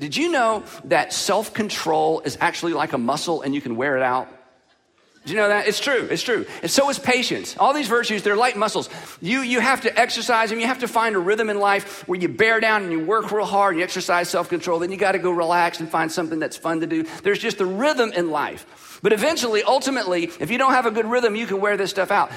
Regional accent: the South, United States; I'm from the South

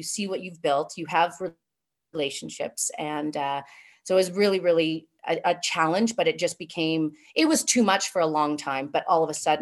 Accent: Thunder Bay, Ontario, Canada; moved away as an adult; also born or lived in Minneapolis, United States / Columbus, Ohio, United States; now in Calgary, Canada; I'm from Northwestern Ontario, so Thunder Bay, Ontario, right on the north shore of Lake Superior

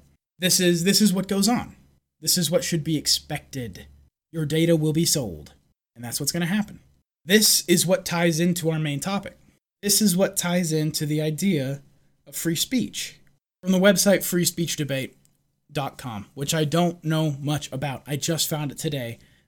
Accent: London, United Kingdom; from London, so I don't exactly trust what he has to say about free speech, but we'll see.

